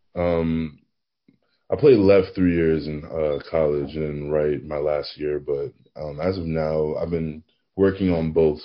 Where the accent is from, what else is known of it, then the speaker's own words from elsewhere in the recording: New Jersey, United States; also born or lived in Maplewood, New Jersey / Virginia Tech, Virginia; I'm born and raised pretty much in Harps, New Jersey. Um, I not move to Maplewood around I think 13 years old, 14 years old.